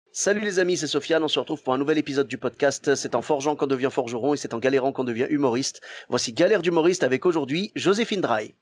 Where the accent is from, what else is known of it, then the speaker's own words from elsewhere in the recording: Clermont-Ferrand, Auvergne-Rhône-Alpes, France; moved away; also born or lived in Bordeaux; je suis de Clermont-Ferrand à la base, et j'ai eu la chance euh, de commencer à Bordeaux